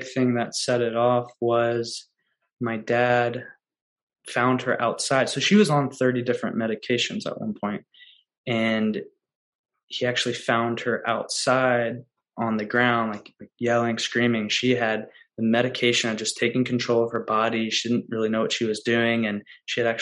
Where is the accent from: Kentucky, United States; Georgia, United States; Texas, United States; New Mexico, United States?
Kentucky, United States; Louisville; I grew up in Louisville, Kentucky